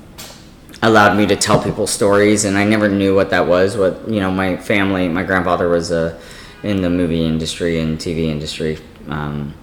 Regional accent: Beverly Hills, California, United States; also born or lived in Mexico City, Mexico / Orange County, California; We moved to Beverly Hills when I was young

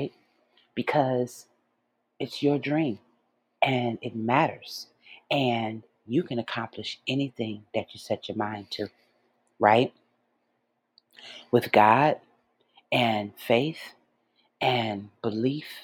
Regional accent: Detroit, Michigan, United States; moved away as an adult; my hometown of Detroit

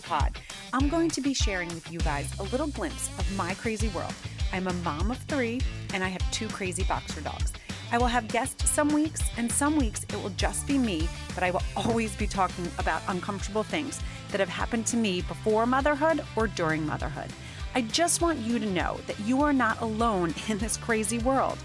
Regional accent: United States; I am not in the UK. I'm an American

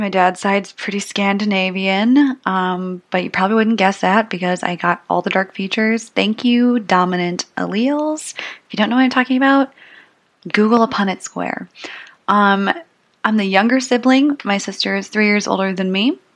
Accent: St. Paul, Minnesota, United States; also born or lived in Mankato, Minnesota; I'm from the Twin Cities. I've always lived in the suburbs, uh, mostly the northern suburbs of St. Paul.

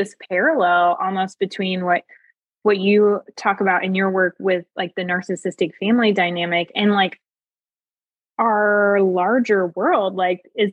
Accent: United States; I grew up in the United States, like in the 90s and the 2000s

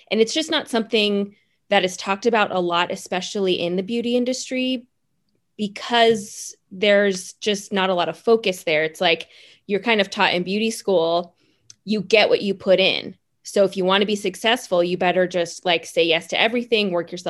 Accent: the Bay Area, California, United States; also born or lived in Los Angeles; I originally started down in LA. I I'm from the Bay Area. I graduated from a Paul Mitchell School up here in San Francisco and then moved

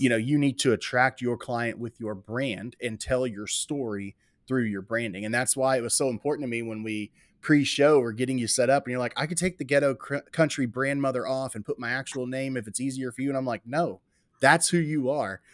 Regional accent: Waller, Texas, United States; also born or lived in Houston, Texas; I was born in Houston, Texas, raised in Waller, Texas

